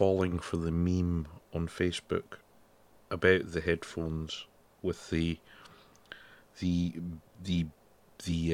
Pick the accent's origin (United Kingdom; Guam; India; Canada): United Kingdom; Scotland; I'm Scottish.